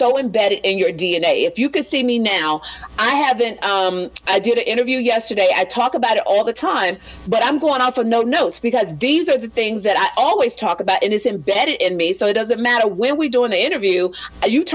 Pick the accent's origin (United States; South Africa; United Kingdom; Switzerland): United States; Jackson, Tennessee; now in Los Angeles, United States; my hometown of Jackson, Tennessee. I live in LA now